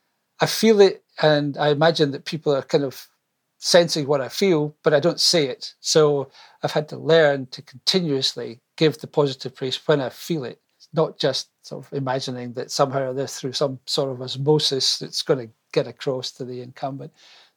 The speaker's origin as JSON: {"language": "English", "region": "Scotland", "country": "United Kingdom", "said": "Well, first of all, I think of myself more as British than Scottish."}